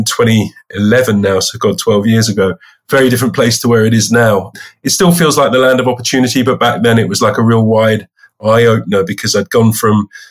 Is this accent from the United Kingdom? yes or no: yes; London, United Kingdom; also born or lived in Bristol; So I'm a Londoner from the United Kingdom, pretty much a North Londoner all my life. I went to school in North London